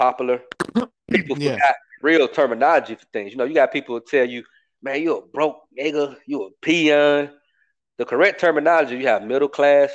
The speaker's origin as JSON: {"language": "English", "town": "Atlanta", "region": "Georgia", "country": "United States", "said": "I'm from Atlanta, bro. I'm from a city"}